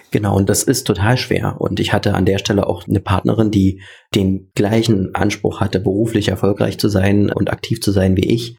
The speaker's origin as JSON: {"language": "German", "region": "Saxony-Anhalt", "country": "Germany", "said": "Das wird deswegen trotzdem meine Heimat bleiben"}